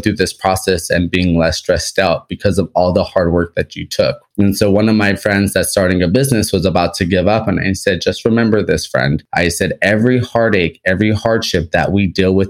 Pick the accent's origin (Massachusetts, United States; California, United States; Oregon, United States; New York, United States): California, United States; Los Angeles; I'm from Los Angeles, California